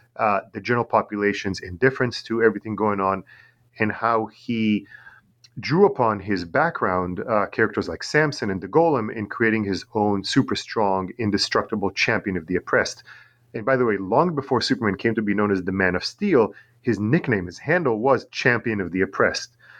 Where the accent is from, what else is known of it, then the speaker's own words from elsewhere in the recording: Tel Aviv, Tel Aviv District, Israel; English is a second language; also born or lived in New York, United States; now in Long Island, United States; I'm originally from Tel Aviv in Israel.